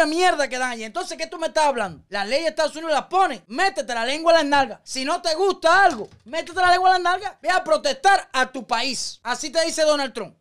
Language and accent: Spanish; Cuba; moved away as an adult; now in United States; yo hace cuatro años que salí de Cuba